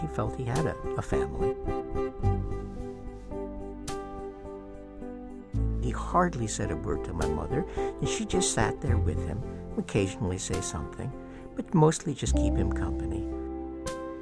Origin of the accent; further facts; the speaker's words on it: New Hampshire, United States; when I was growing up in New Hampshire